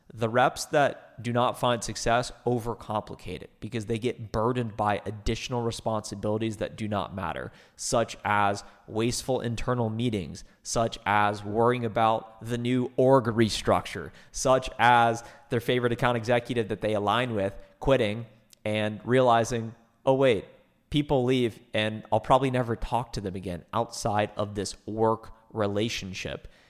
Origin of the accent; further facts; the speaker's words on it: Ohio, United States; moved away as an adult; now in Dallas, United States; I moved myself from Ohio, which is where I grew up, twenty-two years, to Dallas, Texas